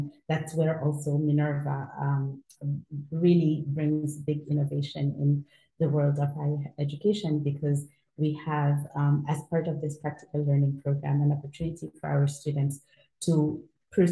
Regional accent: Senegal; moved away as an adult; also born or lived in United States / China; I am originally from Senegal, West Africa, and that's where I currently live.

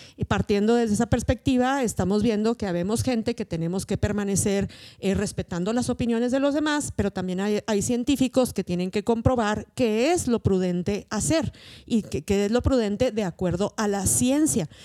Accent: Mexico; las personas que hablamos español, que somos mexicanas, que vivimos en un mismo contexto

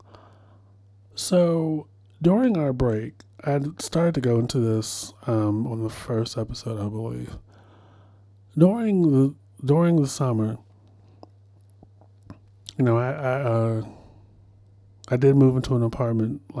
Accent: Baltimore, Maryland, United States; moved away; I'm from Baltimore

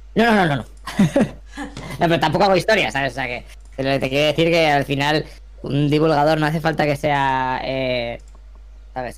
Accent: Burgos, Castile and León, Spain; moved away as an adult; also born or lived in Alicante / Germany; yo soy de Burgos, pero vine aquí a hacer la carrera de comunicación visual

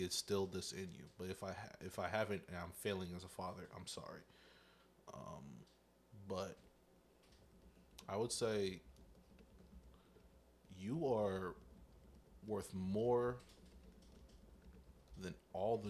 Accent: the South, United States; I am from the South

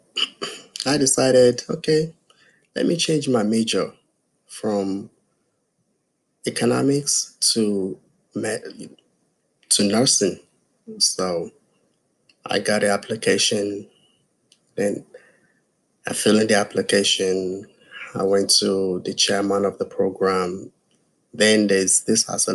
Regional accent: Nigeria; also born or lived in West Virginia / South Carolina; now in United States; I'm from Nigeria

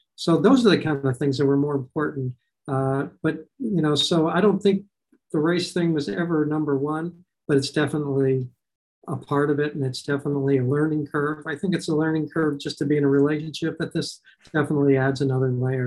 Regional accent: Los Angeles, California, United States; I grew up in North Hollywood, California

